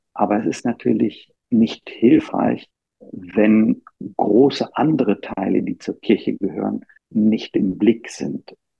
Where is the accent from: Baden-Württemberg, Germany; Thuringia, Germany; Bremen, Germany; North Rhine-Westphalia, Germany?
Bremen, Germany; moved away as an adult; now in Rome, Italy; ich bin in Bremen äh, zur Schule gegangen und aufgewachsen